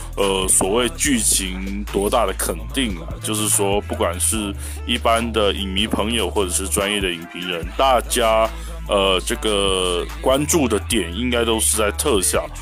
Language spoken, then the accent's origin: Chinese; Taiwan; 我是来自，呃，美丽宝岛台湾的…